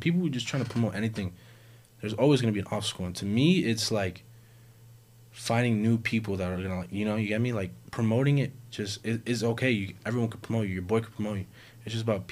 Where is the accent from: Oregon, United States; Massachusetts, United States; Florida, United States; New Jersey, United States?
Florida, United States; Miami